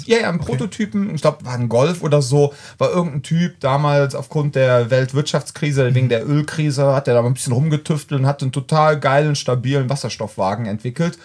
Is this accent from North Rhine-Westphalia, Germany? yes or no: yes; Cologne, North Rhine-Westphalia, Germany; wir, sind ja alle Kölner